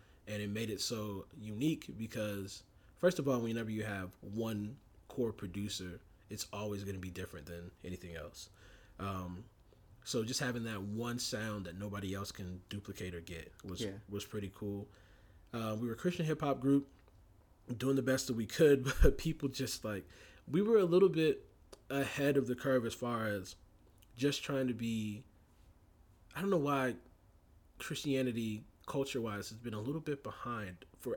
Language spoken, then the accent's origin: English; Warner Robins, Georgia, United States; We grew up in Warner Robins, Georgia together